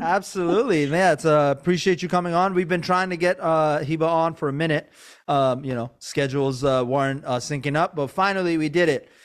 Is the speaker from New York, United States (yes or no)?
no; Maryland, United States; also born or lived in Iran / Virginia; I, I was born in Iran, but I grew up in Maryland, and I was always in Virginia.